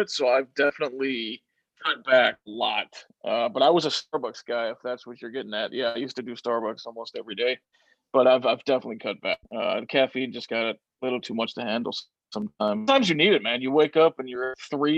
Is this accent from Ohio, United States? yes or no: no; Chicago, Illinois, United States; It was my hometown